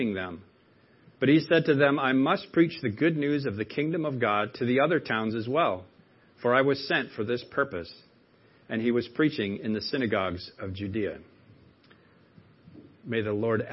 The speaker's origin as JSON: {"language": "English", "region": "Maine", "country": "United States", "accent": "Mainer", "said": "given me my Mainer accent back"}